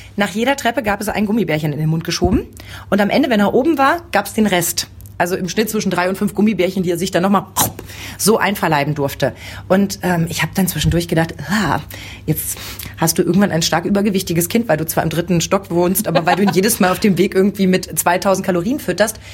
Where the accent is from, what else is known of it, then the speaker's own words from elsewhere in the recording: East Germany, Germany; ich bin noch im Osten groß geworden